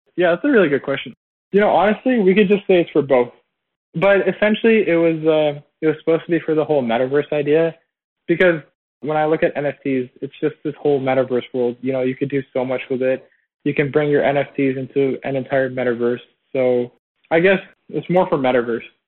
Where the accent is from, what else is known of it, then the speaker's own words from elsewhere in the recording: Toronto, Ontario, Canada; I'm originally from Toronto